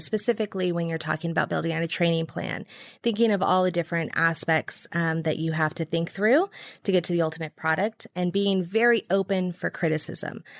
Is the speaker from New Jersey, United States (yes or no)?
no; Bay Area, California, United States; moved away; I'm from the Bay Area